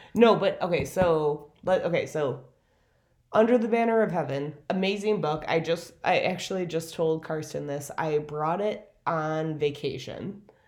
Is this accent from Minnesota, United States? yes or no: yes; Minneapolis, Minnesota, United States; also born or lived in South Bend, Indiana; back home to Minneapolis